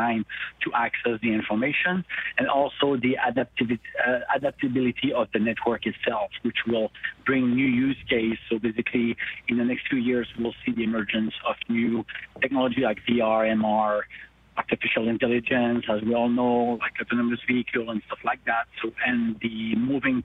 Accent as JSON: {"language": "English", "town": "Montreal", "region": "Quebec", "country": "Canada", "said": "I'm from Montreal"}